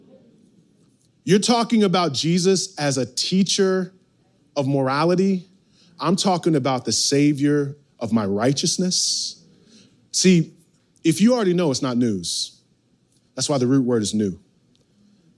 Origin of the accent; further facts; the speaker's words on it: outside New York City, United States; growing up outside New York City